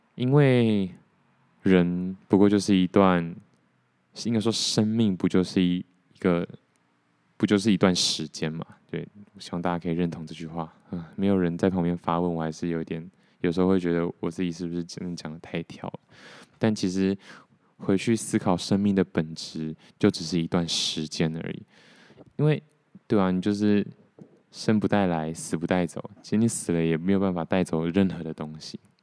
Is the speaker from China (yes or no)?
no; Taiwan; 我如果不是台湾人的话